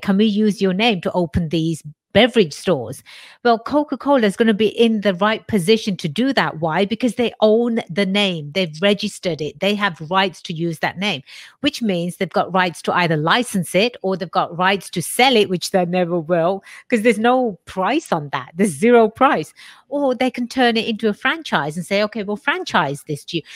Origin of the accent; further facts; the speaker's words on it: England, United Kingdom; moved away; I was born and raised in England